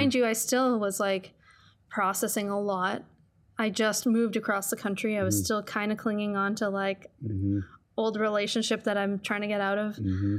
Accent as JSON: {"language": "English", "region": "East Coast", "country": "United States", "said": "It's always kind of felt like home to me, even though I'm totally from the East Coast."}